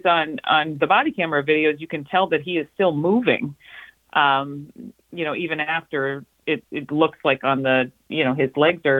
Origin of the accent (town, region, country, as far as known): United States